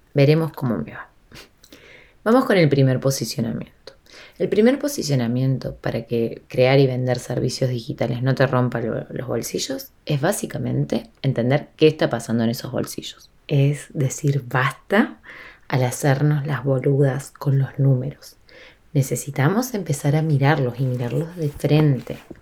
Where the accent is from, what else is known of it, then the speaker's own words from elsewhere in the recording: Argentina; Yo estoy en Argentina y soy de Argentina en este momento, eh, estoy acá